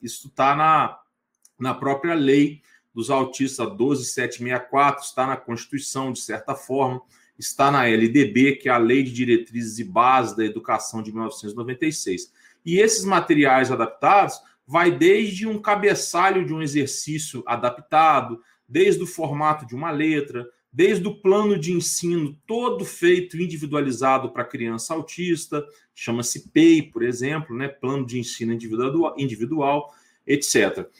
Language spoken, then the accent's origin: Portuguese; Itaperuna, Rio de Janeiro, Brazil; also born or lived in Niterói / Vitória, Espírito Santo; now in Goiânia, Brazil; Eu sou natural de Itaperuna, interior do estado do Rio de Janeiro